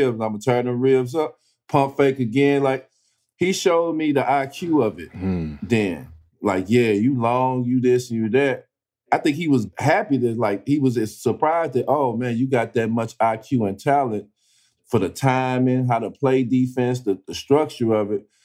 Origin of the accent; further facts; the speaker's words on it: East St. Louis, Illinois, United States; I'm from East St. Louis. I'm a Midwest kid